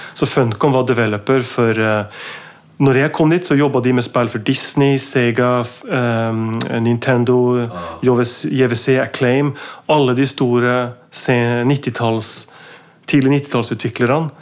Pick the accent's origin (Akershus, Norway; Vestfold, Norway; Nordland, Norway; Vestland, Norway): Nordland, Norway; Mo i Rana; now in Oslo, Norway; født i, født i 74 i, i, en by som heter Mo i Rana. En jernverksby